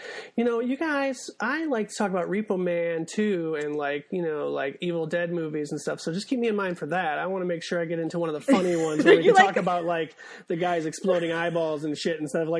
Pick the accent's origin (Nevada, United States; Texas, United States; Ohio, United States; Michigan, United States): Michigan, United States; Monroe; Do the Right Thing did not play in my hometown of Monroe, Michigan.